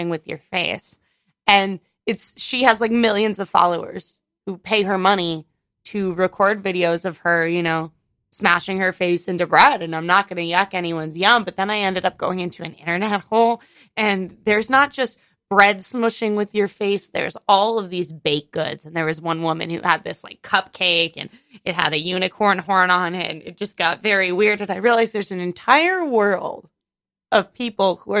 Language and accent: English; California, United States; moved away as an adult; now in New York, United States; I still have my California ID